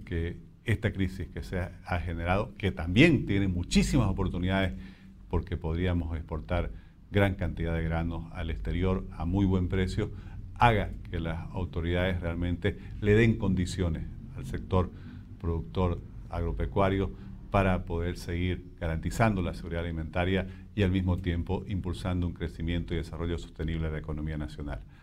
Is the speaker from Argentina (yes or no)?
no; Bolivia